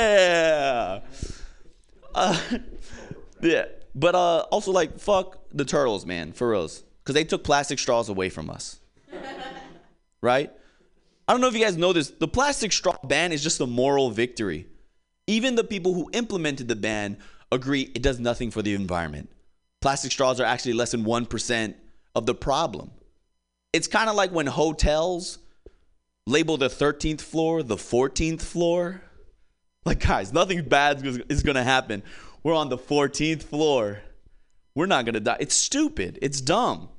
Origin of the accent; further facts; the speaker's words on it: Hawaii, United States; I'm originally from Hawaii